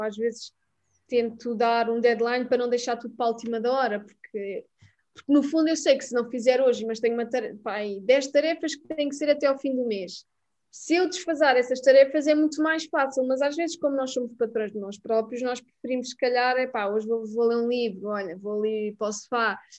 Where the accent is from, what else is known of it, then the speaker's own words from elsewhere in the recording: Mem Martins, Lisbon, Portugal; vim de Mãe Martins